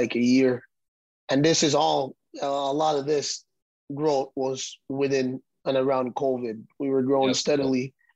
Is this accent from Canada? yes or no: no; Jamaica; moved away as an adult; now in Cincinnati, United States; I'm from Jamaica, small island in Jamaica. I came to Cincinnati for soccer